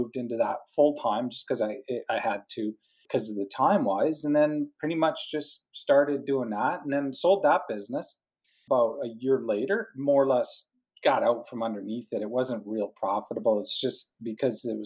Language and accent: English; Calgary, Alberta, Canada; also born or lived in Edmonton, Canada; I'm from Canada, Calgary, Banff area in the Canadian Rockies, that kind of area right above Montana, basically.